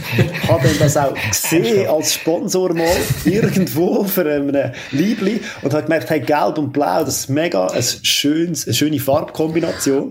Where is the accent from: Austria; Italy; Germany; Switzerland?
Switzerland; Ich bin Schweizer